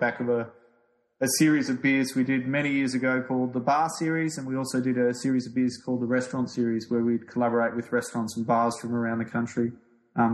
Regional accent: Beechworth, Victoria, Australia; my hometown of Beechworth in Victoria's High Country.

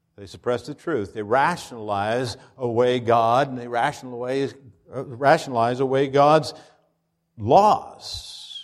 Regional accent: Pennsylvania, United States; moved away; When I was growing up in Pennsylvania

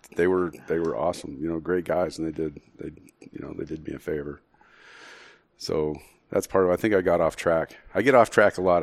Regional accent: Las Cruces, New Mexico, United States; now in Phoenix, United States; We're born and raised in Las Cruces, New Mexico

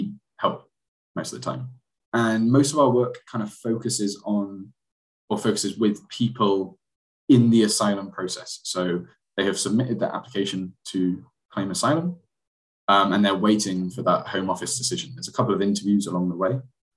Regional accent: Bristol, South West England, United Kingdom; also born or lived in Manchester; came back to my hometown Bristol and started working here

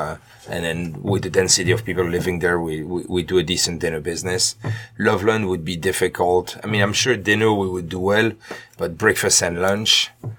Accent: Belgium; moved away as an adult; also born or lived in Pennsylvania; now in Cincinnati, United States; Belgium. Small village called Bombay.

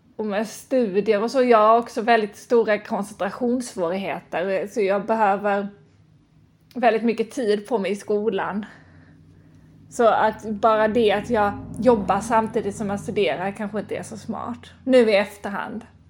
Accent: Lund, Skåne, Sweden; moved away as an adult; also born or lived in Stockholm / United States / France; Och sen så bodde jag i Lund ett år, där jag kommer ifrån

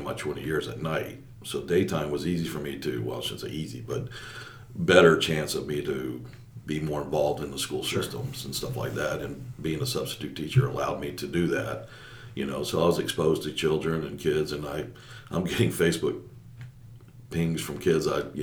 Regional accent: Jacksonville, Florida, United States; I was born in Jacksonville, lived in the Baldwin area for most of my life until about ninth grade

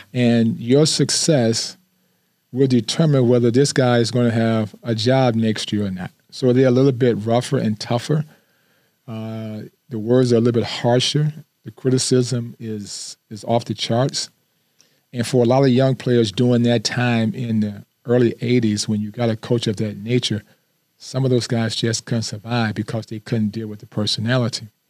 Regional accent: Flint, Michigan, United States; moved away as an adult; I didn't want to just stay in my hometown

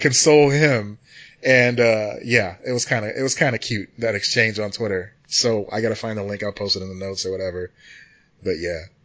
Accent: United States; as an American

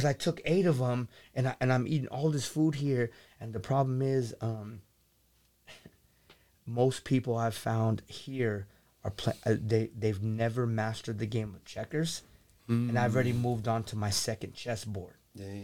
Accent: the Bay Area / Silicon Valley, California, United States; moved away as an adult; now in Sacramento, United States; I'm from the Bay, working at Google and growing up in Silicon Valley

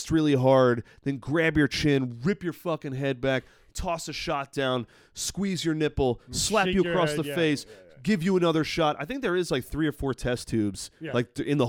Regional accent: Long Island, New York, United States; I'm a fucking idiot from Long Island

